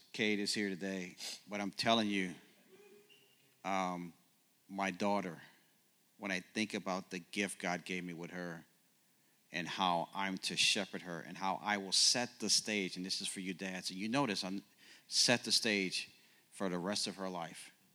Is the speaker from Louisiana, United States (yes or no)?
yes; New Orleans, Louisiana, United States; also born or lived in Ohio / Oklahoma; now in Kansas City, United States; born and raised in New Orleans